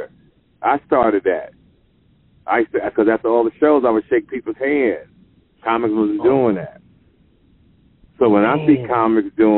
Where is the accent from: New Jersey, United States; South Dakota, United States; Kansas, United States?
New Jersey, United States; Jersey City; also born or lived in Arizona; now in Los Angeles, United States; I'm from Jersey, Jersey City